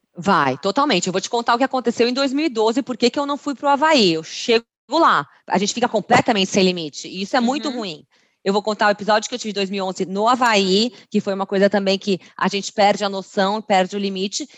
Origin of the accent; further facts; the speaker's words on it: Brazil; Fui a primeira brasileira da prova